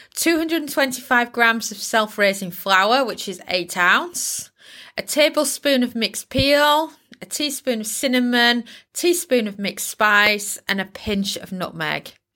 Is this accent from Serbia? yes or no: no; Yorkshire and the Humber, United Kingdom; I'm from Yorkshire, can you tell? Yorkshire girl coming at you